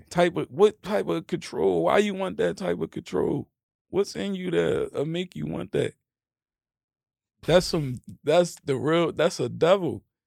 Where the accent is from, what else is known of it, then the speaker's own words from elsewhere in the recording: United States; I was born in America